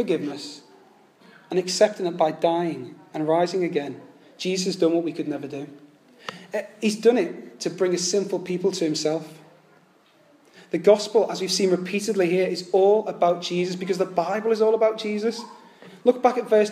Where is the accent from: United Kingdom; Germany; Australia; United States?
United Kingdom; now in London, United Kingdom; I know we're English, and especially in the South